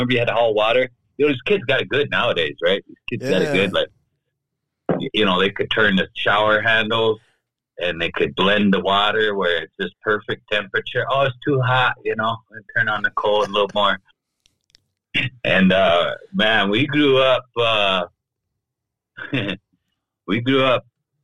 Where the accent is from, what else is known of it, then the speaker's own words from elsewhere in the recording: Crow Creek Sioux Tribe, Big Bend District, South Dakota, United States; I'm from the Crow Creek Sioux Tribe in South Dakota